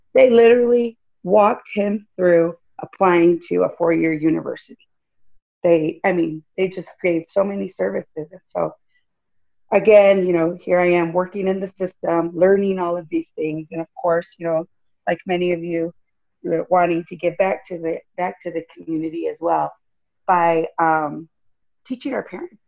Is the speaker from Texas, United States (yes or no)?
no; Jackson, Michigan, United States; now in Los Angeles, United States; I was born in Michigan, Jackson, Michigan